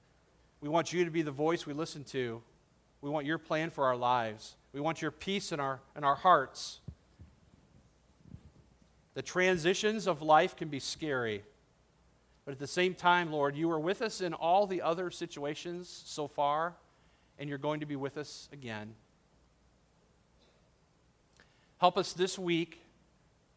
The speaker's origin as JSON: {"language": "English", "town": "Detroit", "region": "Michigan", "country": "United States", "tie": "born or raised there", "said": "I grew up in the Detroit area"}